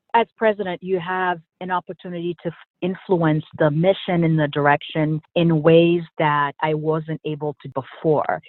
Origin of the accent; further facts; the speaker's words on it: Port-au-Prince, Ouest, Haiti; also born or lived in Boston, United States; now in United States; So I'm originally from Haiti, grew up in Port-au-Prince, and spent the 12 years after we moved to the U.S. living in Boston